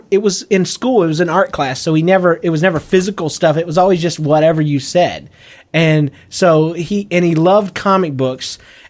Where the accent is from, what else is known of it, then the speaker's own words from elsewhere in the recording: Louisiana, United States; this dude was whiter than I was, you know, and I'm Cajun, and I work at a comic book shop.